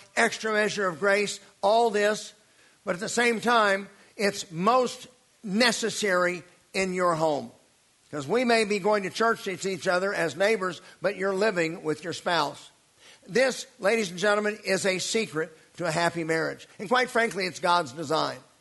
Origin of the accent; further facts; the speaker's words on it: United States; growing up in the American church